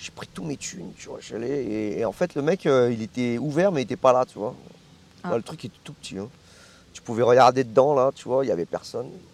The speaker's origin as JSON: {"language": "French", "area": "Lyon suburbs", "region": "Auvergne-Rhône-Alpes", "country": "France", "tie": "born or raised there", "moved": "as an adult", "lives_now": "Hong Kong", "said": "là où j'ai grandi, c'est la banlieue"}